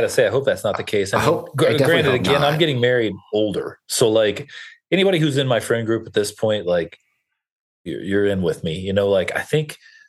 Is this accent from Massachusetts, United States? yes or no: no; Kentucky, United States; also born or lived in Alabama / New York / Los Angeles; I grew up in Kentucky, went to college in Alabama, lived in New York, LA, back to Alabama, back to LA. So like, I've kind of bounced around a lot.